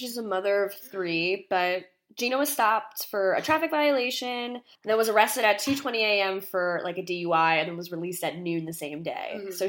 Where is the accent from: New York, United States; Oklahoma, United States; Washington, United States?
New York, United States; Long Island; I'm from Long Island.